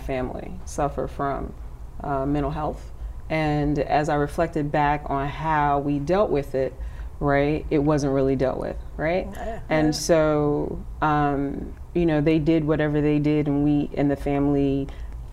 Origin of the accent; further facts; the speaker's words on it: Chicago, Illinois, United States; I'm from Chicago, and I went to DePaul University.